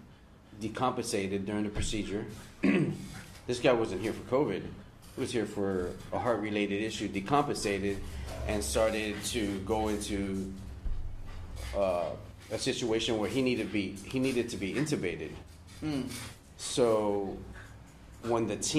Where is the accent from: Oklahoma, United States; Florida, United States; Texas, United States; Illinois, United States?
Florida, United States; Miami; moved away as an adult; also born or lived in California; I'm from Miami, baby. I'm from the 305, man